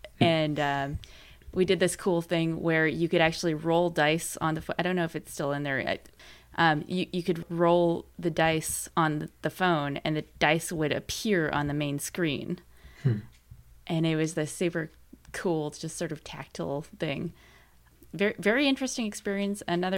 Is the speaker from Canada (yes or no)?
yes; Canada; We're Canadian, by the way, if you couldn't tell.